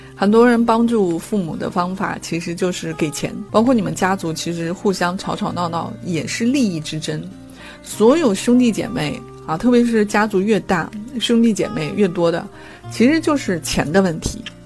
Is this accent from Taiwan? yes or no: no; China; 我们中国人的思维